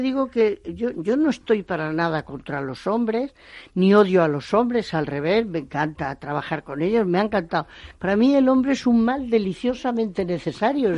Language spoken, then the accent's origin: Spanish; Extremadura, Spain; moved away as an adult; also born or lived in Bordeaux, France / El Bierzo, Spain; los productores de mi tierra